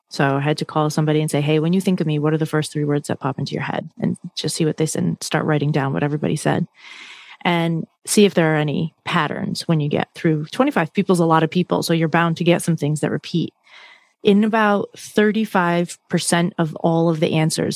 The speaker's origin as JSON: {"language": "English", "region": "Massachusetts", "country": "United States", "tie": "born or raised there", "said": "I grew up where I grew up in Massachusetts is not too far from the beaches"}